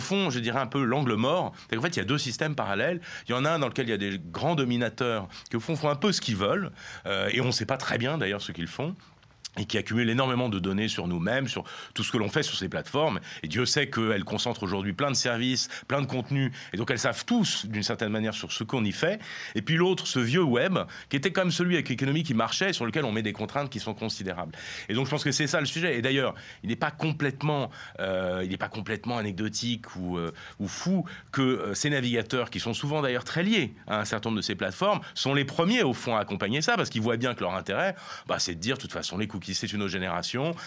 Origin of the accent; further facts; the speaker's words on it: France; nous en France